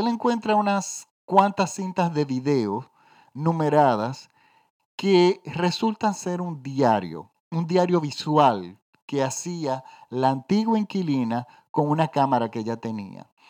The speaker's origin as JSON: {"language": "Spanish", "country": "Dominican Republic", "said": "en mi país, yo vivo en la República Dominicana"}